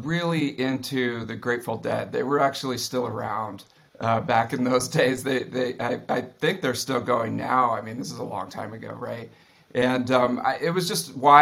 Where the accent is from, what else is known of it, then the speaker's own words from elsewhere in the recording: East Bay, San Francisco, California, United States; I grew up in the East Bay here in San Francisco, out in the suburbs.